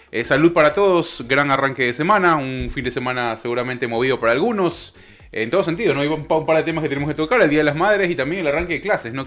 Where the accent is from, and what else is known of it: Ecuador; moved away